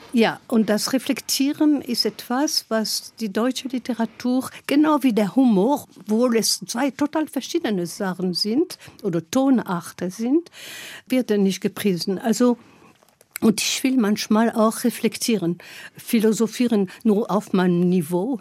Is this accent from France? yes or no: yes; Gap, Provence-Alpes-Côte d'Azur, France; German is a second language; moved away as an adult; also born or lived in Lyon; now in Germany; ich komme aus Gap in Frankreich